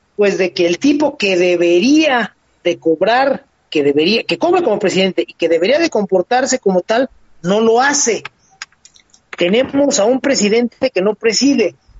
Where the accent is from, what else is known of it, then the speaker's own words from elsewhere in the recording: Mexico; como mexicanos